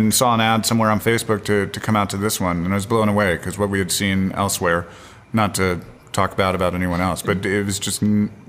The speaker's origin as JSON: {"language": "English", "region": "Alaska", "country": "United States", "also_born_or_lived": "Texas", "said": "I'm from Alaska"}